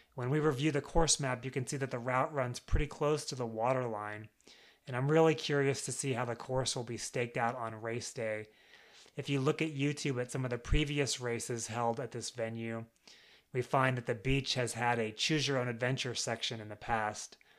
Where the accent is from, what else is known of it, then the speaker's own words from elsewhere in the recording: United States; I'm American